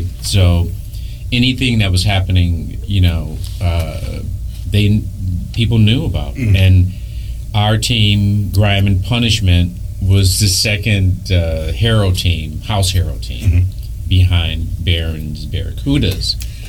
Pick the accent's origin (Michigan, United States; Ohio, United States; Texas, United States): Michigan, United States; Detroit; But I came from Detroit, so it wasn't that... I was. This is how bad I wanted it.